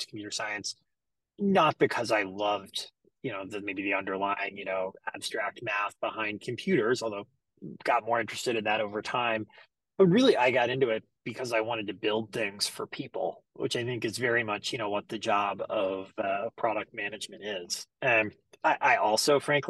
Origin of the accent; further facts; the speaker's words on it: Greenville, South Carolina, United States; I'm originally from Greenville, South Carolina. So born and raised down there.